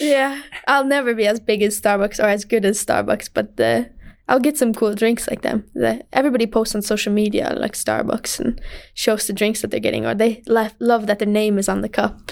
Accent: Michigan, United States; moved away; we're from Michigan

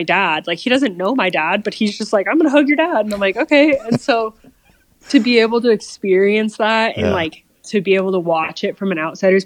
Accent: Colorado, United States; growing up in Colorado

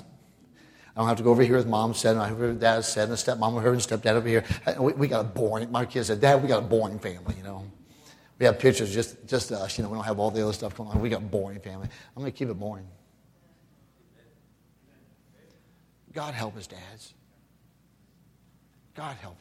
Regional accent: Ohio, United States; moved away; my home state of Ohio

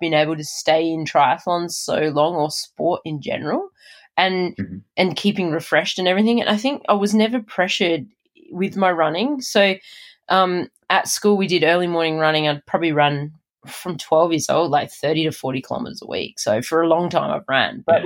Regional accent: Adelaide, South Australia, Australia; moved away; That's my hometown

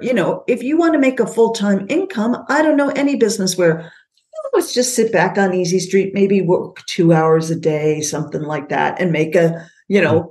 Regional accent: United States; moved away as an adult; also born or lived in Canada; I'm born and raised in the States, moved back here two years ago

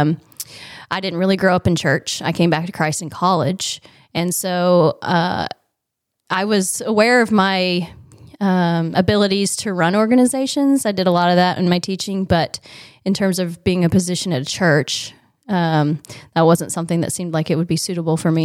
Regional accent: Michigantown, Indiana, United States; I was born in Michigan Town, Indiana. Um, it's a tiny little town, um, north of Indianapolis. Uh, I grew up on a pig farm

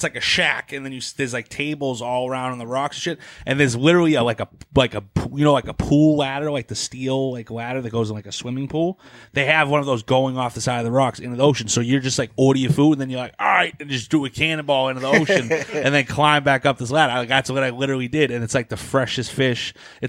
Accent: Boston, Massachusetts, United States; Yeah. We're from Boston, dude.

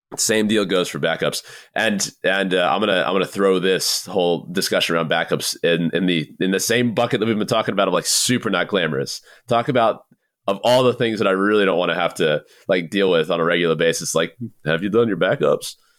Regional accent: Southeast, United States; moved away; I'm originally from the Southeast

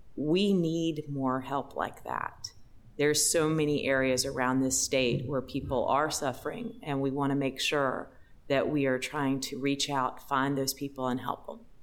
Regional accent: Raleigh, North Carolina, United States; I'm from Raleigh, so I've seen a lot of hurricanes over the years

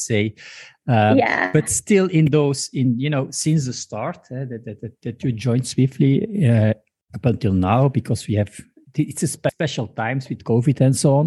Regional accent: Belgium; I'm from Belgium

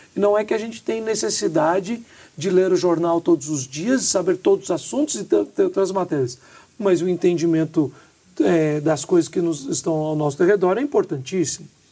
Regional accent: Minas Gerais, Brazil; nós somos mineiros

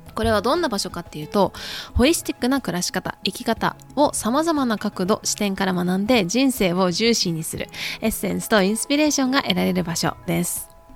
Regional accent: Japan; now in United States

